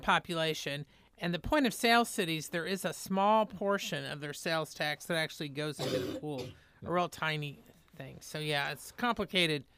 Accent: Indiana, United States; moved away; I'm from Indiana and grew up there

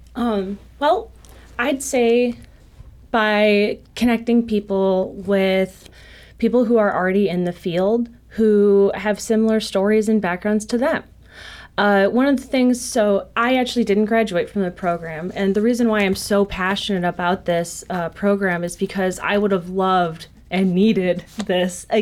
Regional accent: Joliet, Illinois, United States; I'm originally from Joliet, Illinois

